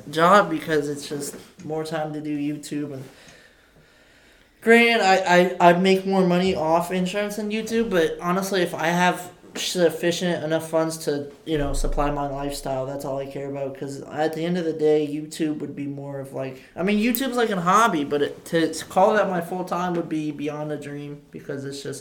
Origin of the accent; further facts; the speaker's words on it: Camden, United States; also born or lived in Lafayette; I'm just a little kid from Camden, man. Yeah, you. I'm actually from Lafayette, but I was raised up down there.